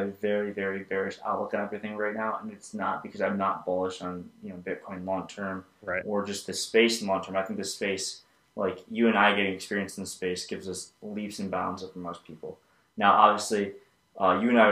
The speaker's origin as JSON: {"language": "English", "country": "United States", "said": "as an American"}